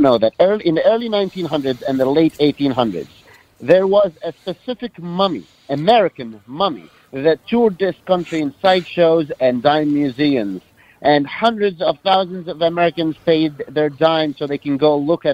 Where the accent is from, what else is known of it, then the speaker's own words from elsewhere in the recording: Cairo, Cairo Governorate, Egypt; I grew up in Cairo, Egypt.